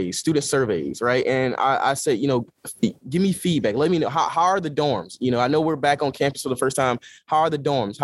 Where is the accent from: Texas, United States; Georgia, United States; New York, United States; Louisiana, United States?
Georgia, United States; moved away as an adult; now in Los Angeles, United States; I'm from Georgia. I'm from the South